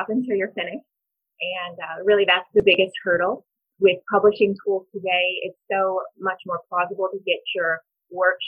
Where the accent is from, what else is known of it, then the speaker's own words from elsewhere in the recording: New Haven, Missouri, United States; moved away as an adult; also born or lived in South Carolina; now in Kansas City, United States; I grew up in the Berger River Bottoms on a farm. Went to New Haven High School